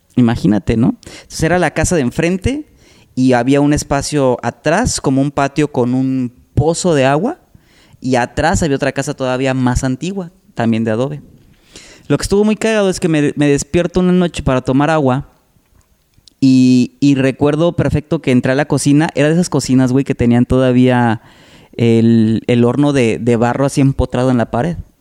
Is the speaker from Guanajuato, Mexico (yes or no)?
yes; Salamanca, Guanajuato, Mexico; moved away as an adult; now in Tampico, Mexico; Yo soy de Salamanca, Guanajuato. Eh, allá viví 18 años y tengo ya 19, casi 20 años viviendo aquí en Tampico.